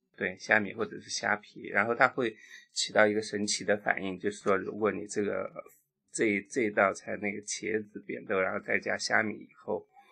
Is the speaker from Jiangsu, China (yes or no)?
yes; Qidong, Jiangsu, China; now in Guangdong, China; 我的家乡是江苏启东